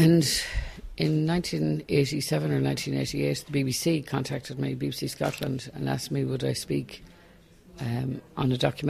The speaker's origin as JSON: {"language": "English", "town": "Galway", "region": "Connacht", "country": "Ireland", "tie": "born or raised there", "said": "as a young teenager growing up in Galway"}